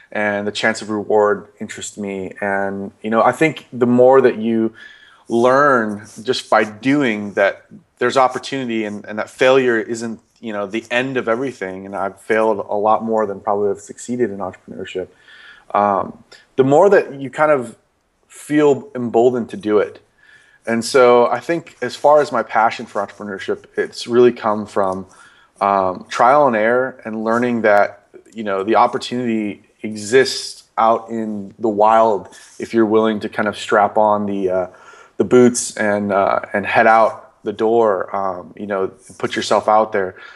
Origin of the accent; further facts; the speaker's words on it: Los Angeles, California, United States; also born or lived in Las Vegas, Nevada; born in Las Vegas and raised in Los Angeles